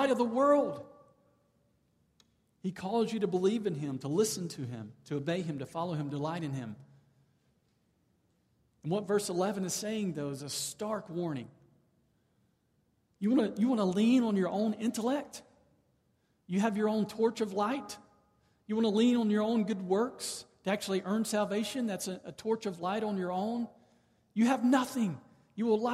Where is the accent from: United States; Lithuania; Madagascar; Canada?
United States; the South; moved away; I grew up in the South. I'm now back in the South.